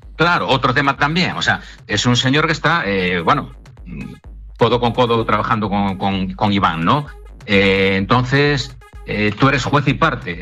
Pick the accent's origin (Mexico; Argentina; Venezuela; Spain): Spain; Asturias; moved away; also born or lived in Vigo, Galicia; Porque aunque yo soy asturiano, pero mi vida empresarial la desarrollé en Vigo, en Galicia.